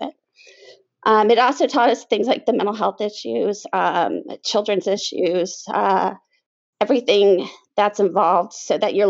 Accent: the Triangle, North Carolina, United States; So I was raised pretty much in the Triangle. I've lived here almost all my life, except for 2 years.

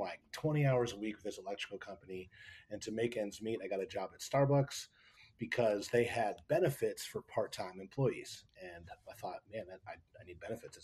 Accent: Pennsylvania, United States; also born or lived in Bedford County, Virginia; I was born in Virginia, believe it or not, in Bedford County. And then, but I grew up in Pennsylvania

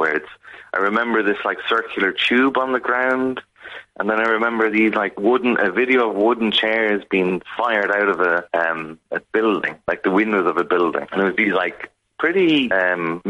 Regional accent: Kilkenny, Leinster, Ireland; moved away as an adult; also born or lived in Chicago / Cork; now in Glasgow, United Kingdom; growing up in Kilkenny at the time in the 90s

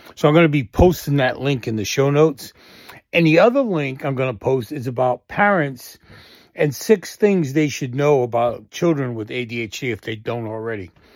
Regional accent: Boston, Massachusetts, United States; growing up in Boston and the areas we all kinda hung out in.

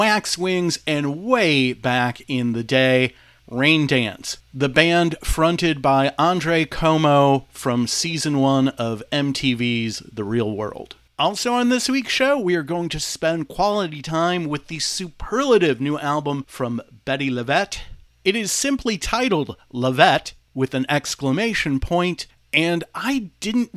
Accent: Detroit, Michigan, United States; my hometown of Detroit

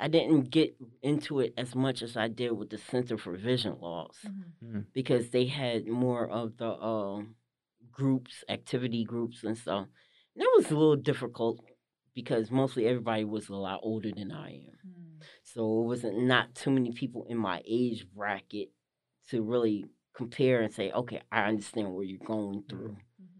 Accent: Livingston, New Jersey, United States; Well, I'm originally from Jersey, New Jersey. I was born and raised. Originally was born in Livingston, New Jersey. My family is from East Orange area, North area, Orange, that Northern Jersey area.

